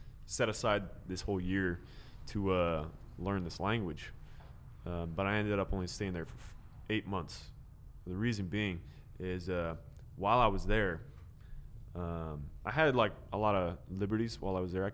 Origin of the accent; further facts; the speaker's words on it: United States; I'm from America